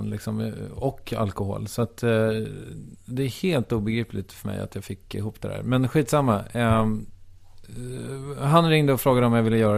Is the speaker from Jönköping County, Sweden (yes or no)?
no; Strängnäs, Södermanland, Sweden; moved away; Jag kommer från Strängnäs, mm. som ligger åtta mil ungefär mm. äh, väster om Stockholm.